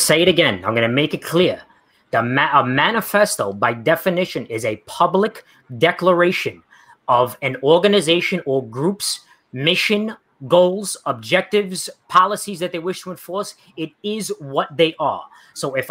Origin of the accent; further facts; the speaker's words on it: New York, United States; I'm from New York. That's the way I talk